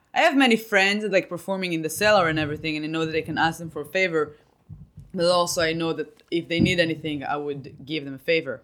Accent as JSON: {"language": "English", "country": "Israel", "moved": "as an adult", "lives_now": "United States", "said": "I came from Israel"}